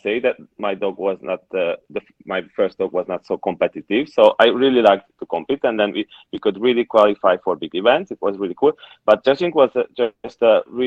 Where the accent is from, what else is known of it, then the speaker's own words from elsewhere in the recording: Hungary; from Hungary.